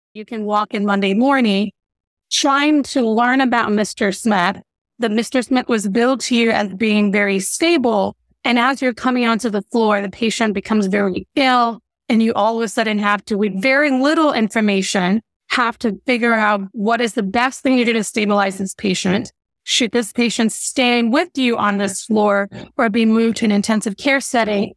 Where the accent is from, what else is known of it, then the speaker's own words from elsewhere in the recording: Nigeria; moved away; growing up in Nigeria where I was born